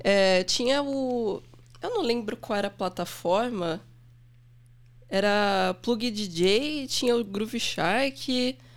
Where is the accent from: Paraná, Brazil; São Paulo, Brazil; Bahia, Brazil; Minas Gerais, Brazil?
São Paulo, Brazil; Santos; moved away as an adult; also born or lived in São Vicente; now in São Paulo, Brazil; eu sou do litoral de São Paulo, nasci em São Vicente. Morei minha vida toda em Santos